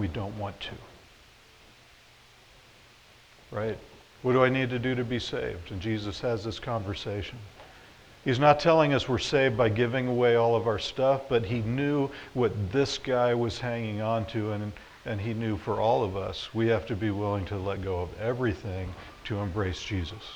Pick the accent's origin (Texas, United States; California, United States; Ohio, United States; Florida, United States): Florida, United States; moved away as an adult; also born or lived in Nebraska; now in Hastings, United States; I grew up in Florida